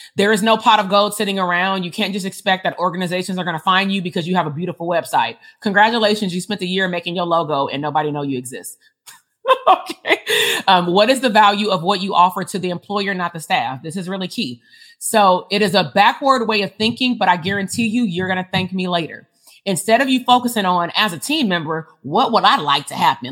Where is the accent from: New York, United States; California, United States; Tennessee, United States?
California, United States; Compton; I grew up in Compton